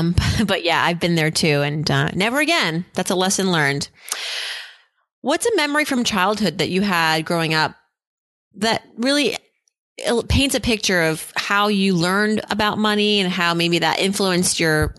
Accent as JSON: {"language": "English", "region": "New England", "country": "United States", "said": "I've never been there, and I'm from New England, so this is really a shameful thing."}